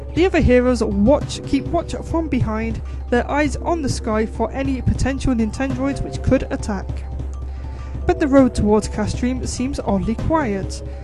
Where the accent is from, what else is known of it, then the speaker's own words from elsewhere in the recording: Newcastle upon Tyne, North East England, United Kingdom; accent: Geordie; I am a Geordie